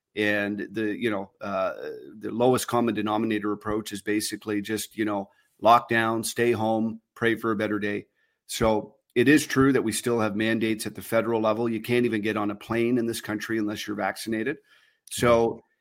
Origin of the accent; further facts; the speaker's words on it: Canada; I'm a Canadian citizen